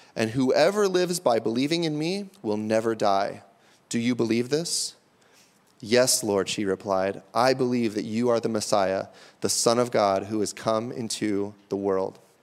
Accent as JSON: {"language": "English", "region": "Pacific Northwest", "country": "United States", "tie": "born or raised there", "said": "If I grew up here in the Pacific Northwest"}